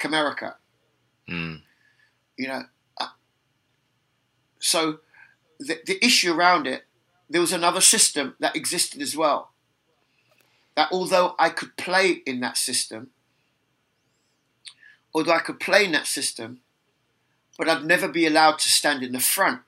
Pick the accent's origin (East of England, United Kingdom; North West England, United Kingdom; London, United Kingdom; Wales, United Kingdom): London, United Kingdom; accent: London; my accent is London. Why? Because I was born in London. Because everybody around me speaks like this.